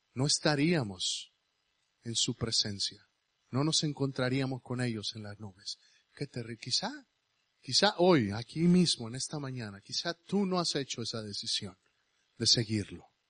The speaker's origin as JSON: {"language": "Spanish", "country": "Mexico", "moved": "yes", "lives_now": "United States", "said": "yo soy mexicano. Yo soy americano también porque me hice americano por esa gringa que está ahí atrás"}